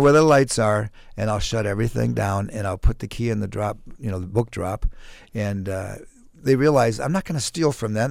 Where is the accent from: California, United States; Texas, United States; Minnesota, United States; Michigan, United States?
Minnesota, United States; Mankato; also born or lived in Maryland / Ellsworth, Wisconsin; when I was ten years old, fourth grade, we moved to Mankato, and I've lived in Mankato ever since then. So most of my life, yeah, I'm a, I'm a native Mankato